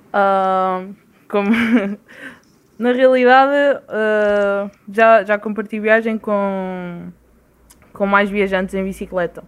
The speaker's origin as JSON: {"language": "Portuguese", "country": "Portugal", "moved": "as an adult", "said": "faz como três meses, quase quatro, que estou que saí de Portugal"}